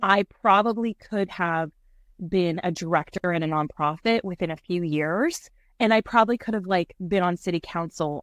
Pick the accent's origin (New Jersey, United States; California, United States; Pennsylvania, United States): California, United States; Santa Cruz; moved away; I'm from Santa Cruz, California, and I had a very big, beautiful life there